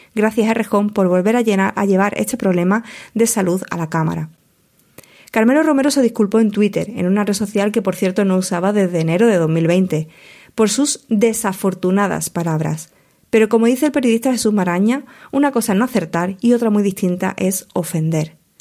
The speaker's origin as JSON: {"language": "Spanish", "area": "Huelva", "region": "Andalusia", "country": "Spain", "tie": "born or raised there", "said": "la mayor parte de mi carrera profesional como plumilla la he desarrollado en mi provincia natal, en Huelva"}